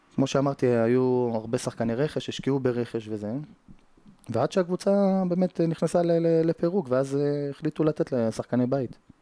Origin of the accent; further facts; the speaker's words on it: Jerusalem, Jerusalem District, Israel; גדלתי בשכונת פת, שזה בסמוך לשכונת קטמון, אה, לפני שעולים לגילו